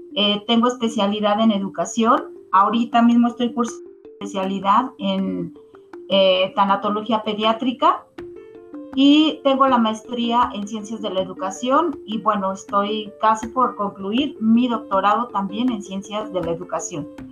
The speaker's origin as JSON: {"language": "Spanish", "country": "Mexico", "said": "nosotros eh, como mexicanos"}